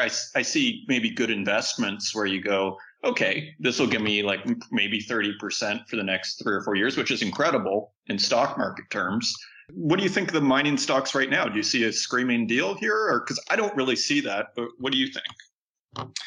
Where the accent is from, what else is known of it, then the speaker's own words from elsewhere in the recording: Saskatchewan, Canada; I'm from Saskatchewan